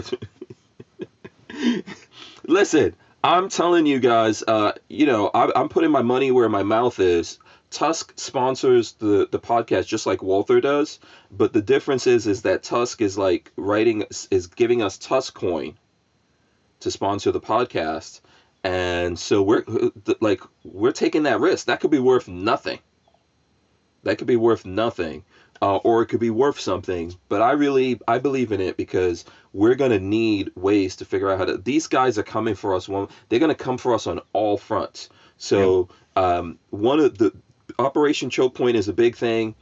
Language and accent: English; New York, United States; moved away as an adult; also born or lived in New Jersey; now in Florida, United States; I grew up in New York. I grew up with lots of Puerto Rican people